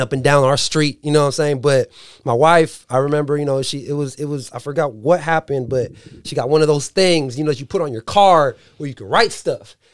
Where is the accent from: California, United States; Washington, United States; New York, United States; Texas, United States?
California, United States; San Diego; now in Dixon, United States; I live in Dixon, so, you know, I'm from San Diego